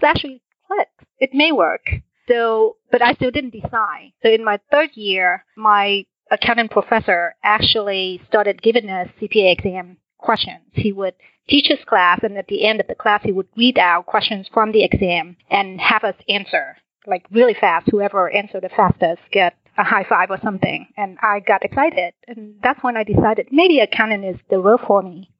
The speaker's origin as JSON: {"language": "English", "country": "Vietnam", "tie": "born or raised there", "also_born_or_lived": "Washington, D.C. area, United States", "moved": "yes", "lives_now": "Houston, United States", "said": "Originally, I'm from Vietnam. I was born a year after the war"}